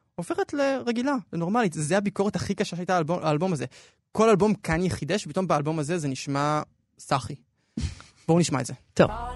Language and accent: Hebrew; Israel; אנחנו ישראלים